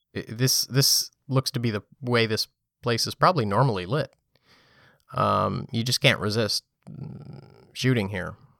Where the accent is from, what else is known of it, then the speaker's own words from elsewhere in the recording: New York City, New York, United States; as a, as a New Yorker. Um, when you live here